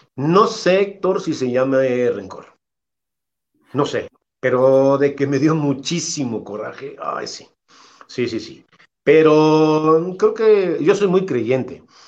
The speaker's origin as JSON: {"language": "Spanish", "town": "Irapuato", "region": "Guanajuato", "country": "Mexico", "tie": "born or raised there", "said": "Irapuato, que es mi pueblo"}